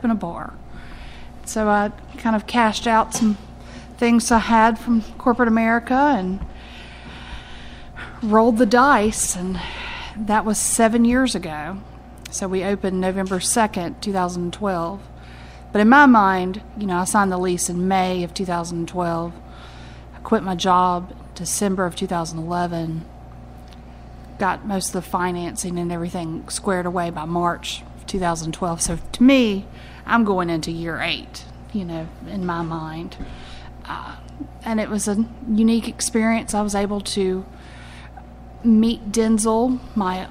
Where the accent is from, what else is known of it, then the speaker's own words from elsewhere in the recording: Colfax, North Carolina, United States; I grew up in the Colfax area, so right on the Guilford-Forsyth County line